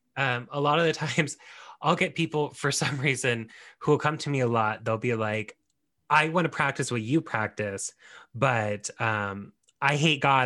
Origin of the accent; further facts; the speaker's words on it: United States; we are both Mexican and we are American